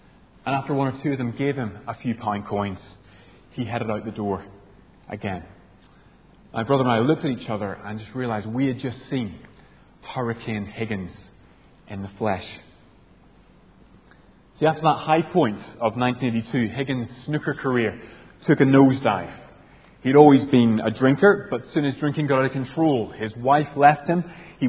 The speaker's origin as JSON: {"language": "English", "region": "Northern Ireland", "country": "United Kingdom", "tie": "born or raised there", "said": "I grew up in Northern Ireland"}